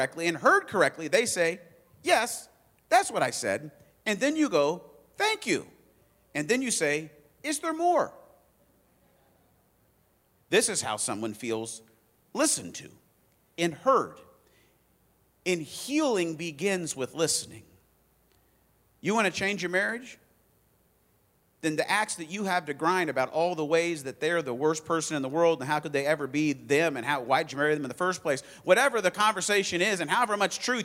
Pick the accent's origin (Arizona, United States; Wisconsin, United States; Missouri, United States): Arizona, United States; now in Indiana, United States; I grew up in Arizona, moved here